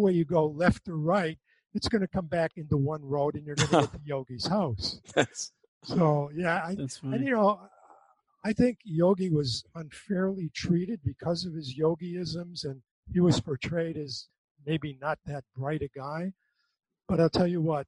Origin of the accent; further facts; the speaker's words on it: Western Massachusetts, United States; I grew up in Western Massachusetts